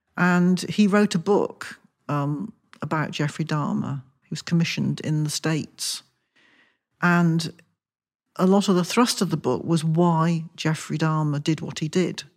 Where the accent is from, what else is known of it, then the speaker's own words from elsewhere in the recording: Wilton, South West England, United Kingdom; moved away as an adult; also born or lived in London; I grew up in Wilson, just outside Salisbury